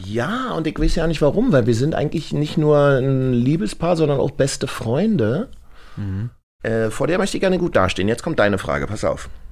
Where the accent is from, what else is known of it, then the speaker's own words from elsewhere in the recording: Berlin, Germany; ich bin ja aus dem Osten